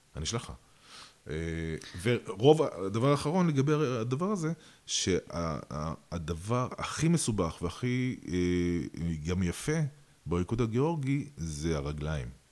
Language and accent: Hebrew; Russia; also born or lived in Georgia (parents); now in Israel; אני אה, נולדתי ברוסיה